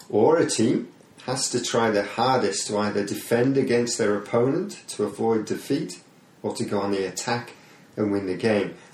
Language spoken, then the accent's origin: English; Hull, Yorkshire and the Humber, United Kingdom; I'm from Hull. I'm a uh, Hull City fan.